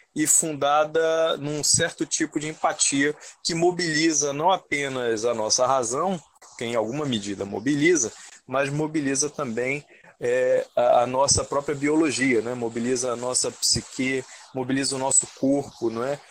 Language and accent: Portuguese; Manaus, Amazonas, Brazil; eu sou aqui de Manaus mesmo